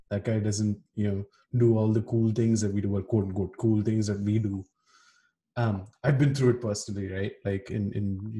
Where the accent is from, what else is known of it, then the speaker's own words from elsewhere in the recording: Kuwait; i can recall to you know incidents back home and when we were growing up in Kuwait, where you know there were cliques, right?